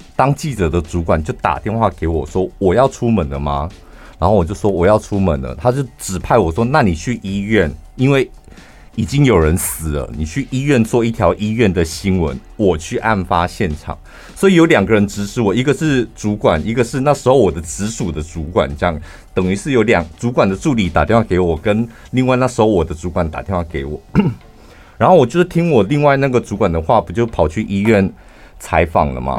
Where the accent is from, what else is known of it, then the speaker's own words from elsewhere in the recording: central Taiwan, Taiwan; 我们中部人